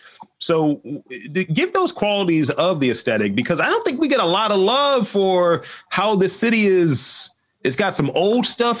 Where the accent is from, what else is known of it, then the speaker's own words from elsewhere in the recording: Baltimore, Maryland, United States; I have to show my Baltimore card. It's like, I grew up in Lafayette Projects.